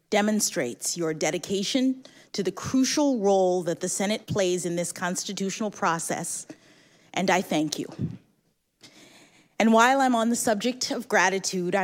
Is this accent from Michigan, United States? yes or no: no; Washington, District of Columbia, United States; When I was born here in Washington